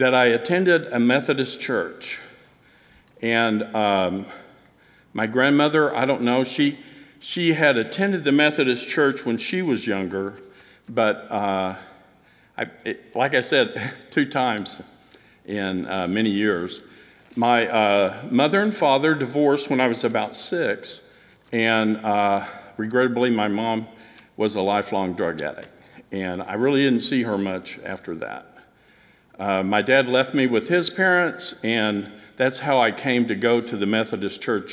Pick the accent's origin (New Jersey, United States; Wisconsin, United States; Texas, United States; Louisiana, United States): Texas, United States; Texas Panhandle, United States; born or raised there; also born or lived in Corpus Christi, Texas